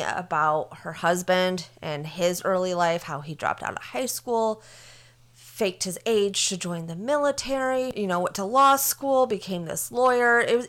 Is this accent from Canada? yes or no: no; Minnesota, United States; moved away; I'm originally from Minnesota.